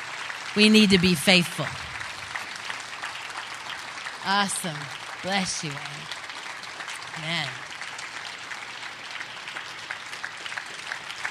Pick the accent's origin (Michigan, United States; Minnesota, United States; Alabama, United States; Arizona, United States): Michigan, United States; Grand Rapids; I grew up in West Michigan. I grew up in the lovely town of Grand Rapids.